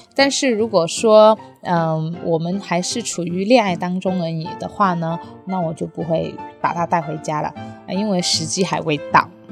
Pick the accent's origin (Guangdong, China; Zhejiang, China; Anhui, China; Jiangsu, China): Guangdong, China; 我是潮汕人